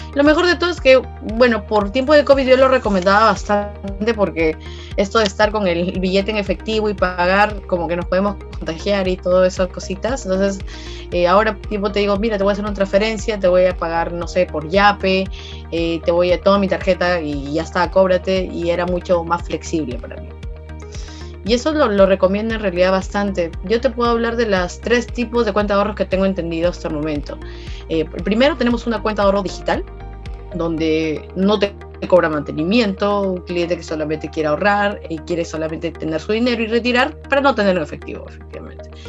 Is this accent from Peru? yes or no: yes; Peru; para nosotros como país, como peruanos